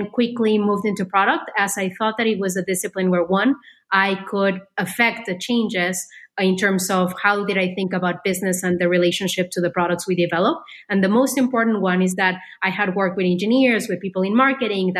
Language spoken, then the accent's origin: English; Mexico; moved away as an adult; also born or lived in France / Silicon Valley; I grew up in Mexico